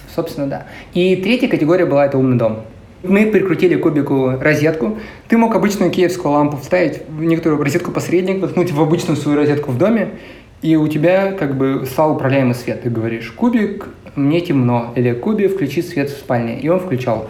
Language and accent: Russian; Krasnoyarsk, Krasnoyarsk Krai, Russia; moved away as an adult; also born or lived in Moscow; now in San Francisco, United States; Я родился и вырос в Красноярске